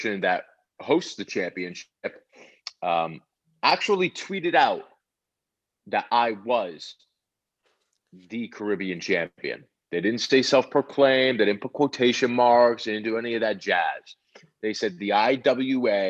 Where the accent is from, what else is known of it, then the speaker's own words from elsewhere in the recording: New Haven, Connecticut, United States; I was born in New Haven, Connecticut, and there used to be the New Haven Coliseum that used to be there